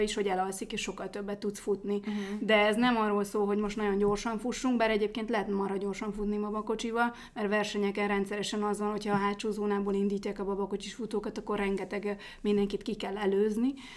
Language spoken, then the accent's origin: Hungarian; Budapest, Hungary